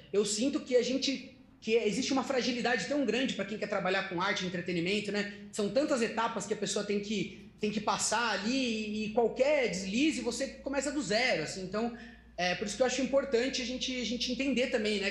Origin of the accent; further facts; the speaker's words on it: Socorro, São Paulo, Brazil; Eu sou, eu sou de uma cidade pequena do interior de São Paulo, é, que se chama Socorro